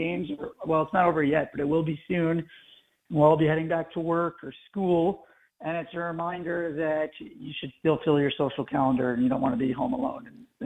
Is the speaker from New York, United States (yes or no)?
yes; Long Island, New York, United States; now in California, United States; I moved away from Long Island to California